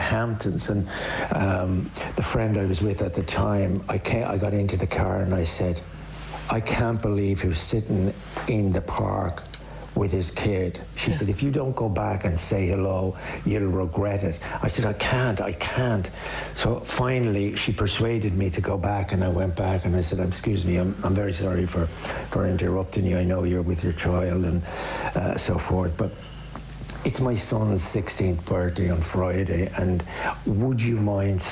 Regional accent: Dublin, Leinster, Ireland; moved away; growing up in Dublin, growing up at a particular time, the influences that formed us

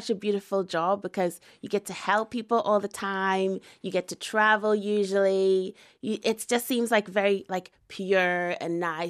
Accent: Northern Ireland, United Kingdom; I would say I am Northern Irish Ghanaian.

